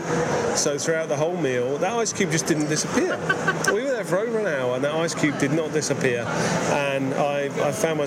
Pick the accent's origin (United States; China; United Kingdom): United Kingdom; England; as an Englishman